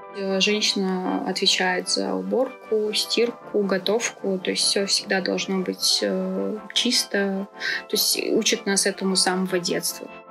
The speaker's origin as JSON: {"language": "Russian", "town": "Khasavyurt", "region": "Dagestan", "country": "Russia", "also_born_or_lived": "Chechnya / Belarus", "moved": "yes", "said": "я чеченка, но я из Дагестана"}